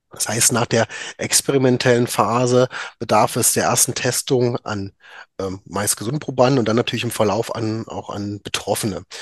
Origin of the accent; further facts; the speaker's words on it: Magdeburg, Saxony-Anhalt, Germany; now in Düsseldorf, Germany; Äh, ich bin gebürtiger Magdeburger, habe dort auch äh, mein Medizinstudium absolviert